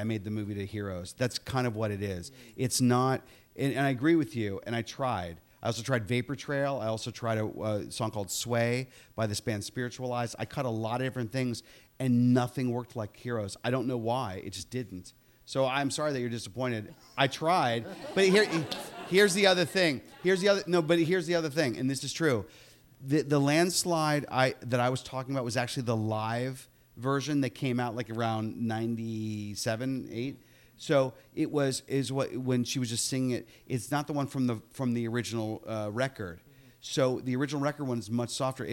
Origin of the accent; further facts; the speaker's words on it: Upper St. Clair, Pennsylvania, United States; moved away; I'm from Upper St. Clair